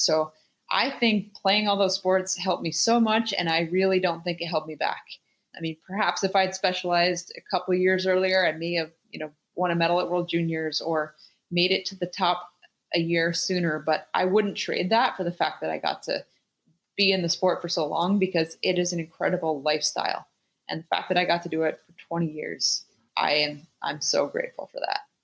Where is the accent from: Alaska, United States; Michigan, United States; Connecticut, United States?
Alaska, United States; Anchorage; growing up in Alaska